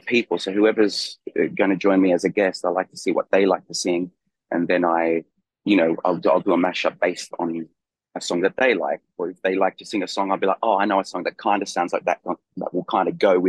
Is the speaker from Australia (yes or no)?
yes; Australia; also born or lived in Chile / London, United Kingdom; now in France; I was born in Chile, I grew up in Australia, I lived in London for a long time, and now I live in France